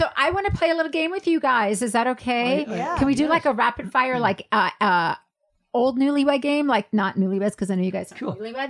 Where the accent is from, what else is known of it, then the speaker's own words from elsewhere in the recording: South Africa; moved away; I grew up with that in South Africa.